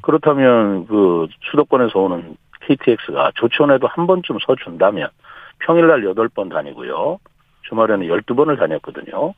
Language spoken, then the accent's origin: Korean; Chungcheong, South Korea; 저는 이 충청 지역에서 뭐 학교도 나오고 잘하고 배우고 또 충청 지역에서 쭉 일을 해왔고요. 아. 이제까지 충청 지역을 떠나본 적이 없습니다.